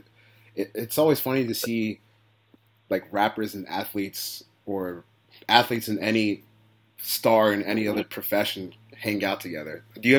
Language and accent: English; Baltimore, Maryland, United States; I'm from Baltimore